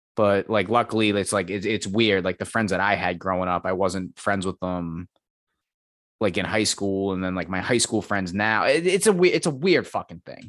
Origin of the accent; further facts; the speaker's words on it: United States; as an American